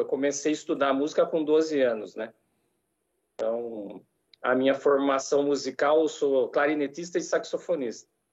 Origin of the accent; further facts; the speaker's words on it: Jaú, São Paulo, Brazil; moved away as an adult; eu sou de Jaú, interior de estado também, capital do calçado feminino